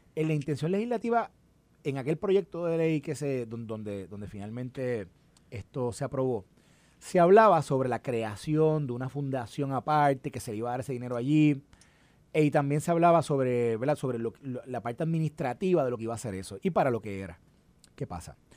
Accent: Puerto Rico; Y yo le dije, "Puerto Rico"

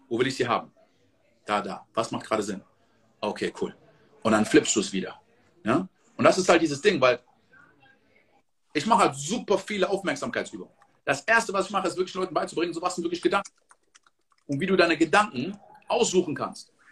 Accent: Côte d’Ivoire; Ich komme aus der Elfenbeinküste. In der Elfenbeinküste wird produziert 30% von Kakao.

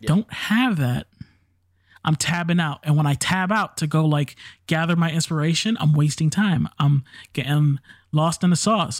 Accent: New York City, New York, United States; I'm from the Bronx. I'm black and Puerto Rican, so I am the universal minority

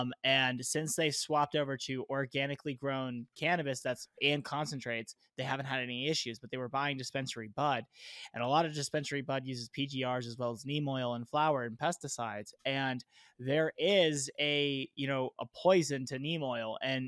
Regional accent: Florida, United States; Because like it, you know, Caribbean is a lot like Florida. I came from Florida.

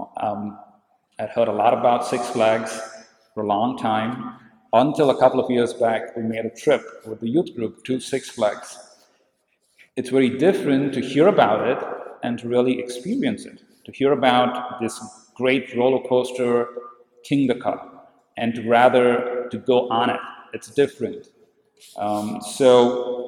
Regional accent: India; I grew up in India

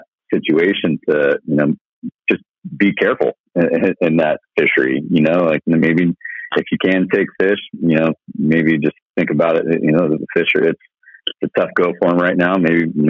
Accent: Northern California, United States; I grew up up here in Northern California

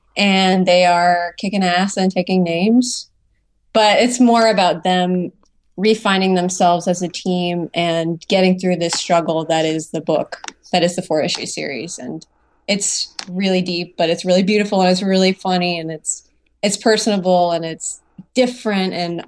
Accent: New Orleans, Louisiana, United States; Yeah. I'm from New Orleans.

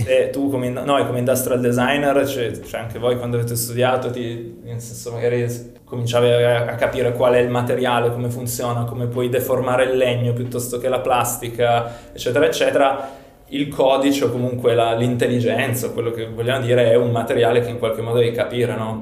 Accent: Turin, Piedmont, Italy; vengo da Torino

